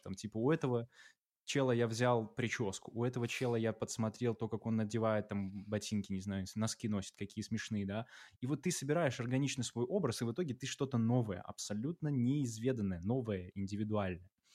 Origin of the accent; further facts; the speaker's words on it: Belarus; Мы белорусы